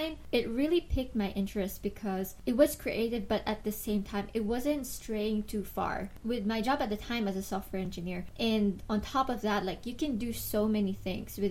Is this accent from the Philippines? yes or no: yes; Philippines; moved away; I'm originally from the Philippines